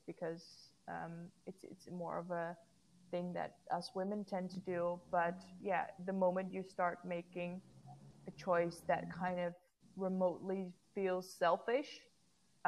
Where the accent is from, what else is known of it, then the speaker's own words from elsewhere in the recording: Netherlands; it was held in my hometown